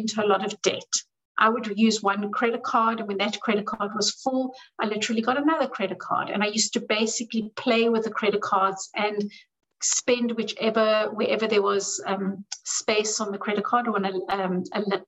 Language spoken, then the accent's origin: English; South Africa; I grew up in South Africa, where we grew up poor.